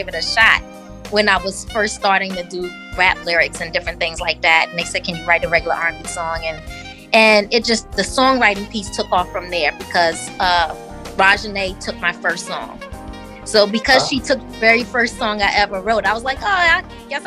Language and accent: English; Northern New Jersey, United States; now in West Virginia, United States; Growing up in Jersey, it was just a regular childhood